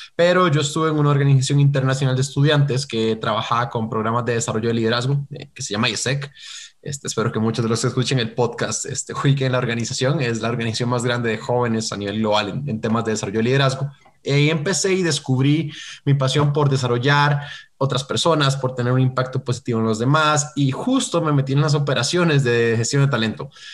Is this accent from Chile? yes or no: no; Costa Rica; soy de Costa Rica, entonces ahí por eso la R rara